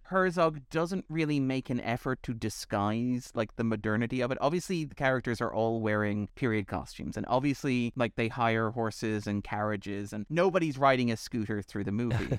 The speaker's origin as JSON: {"language": "English", "country": "Ireland"}